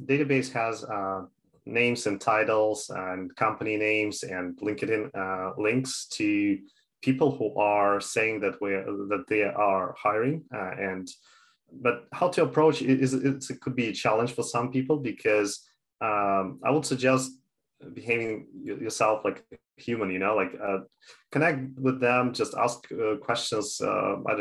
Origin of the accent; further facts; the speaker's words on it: Canada; also born or lived in Toronto; I'm from Canada, I'm living in Toronto